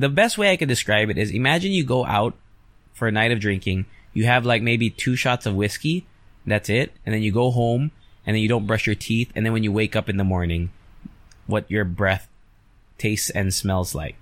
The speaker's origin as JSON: {"language": "English", "country": "United States", "tie": "born or raised there", "moved": "yes", "lives_now": "Philippines", "said": "I grew up in the States."}